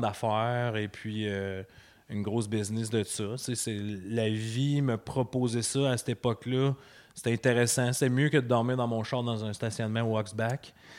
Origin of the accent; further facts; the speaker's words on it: Douglastown, Quebec, Canada; moved away as an adult; now in Murdochville, Canada; j'ai été élevé à Douglastown.